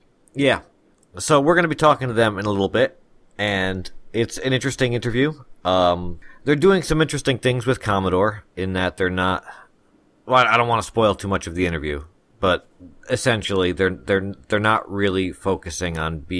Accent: New Jersey, United States; accent: New Jersey; my New Jersey pronunciations.

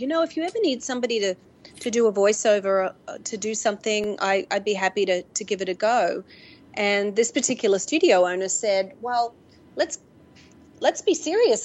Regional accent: Mackay, Queensland, Australia; moved away as an adult; also born or lived in Brisbane, Australia; I had moved from my hometown of Mackay to Brisbane in Australia

